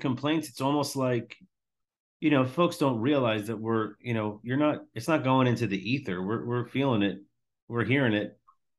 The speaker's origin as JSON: {"language": "English", "area": "Long Island", "region": "New York", "country": "United States", "tie": "born or raised there", "also_born_or_lived": "Tampa", "moved": "as an adult", "said": "I grew up a hockey guy playing roller hockey, deck hockey. I grew up on Long Island. I'm an Islanders guy."}